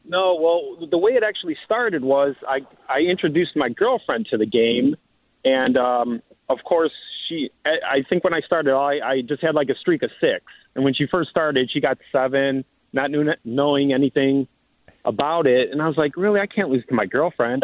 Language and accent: English; Cleveland, Ohio, United States; we're from Cleveland